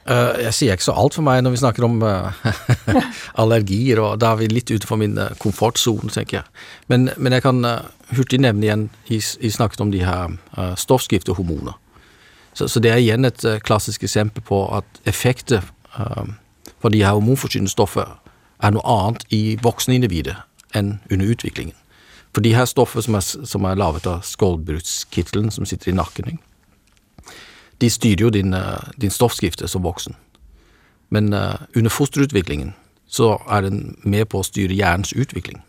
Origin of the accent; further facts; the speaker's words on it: Norway; som nordmand